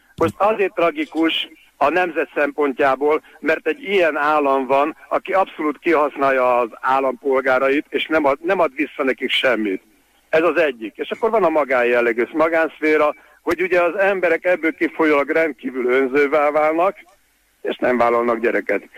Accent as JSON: {"language": "Hungarian", "country": "Hungary", "said": "magyar vagyok"}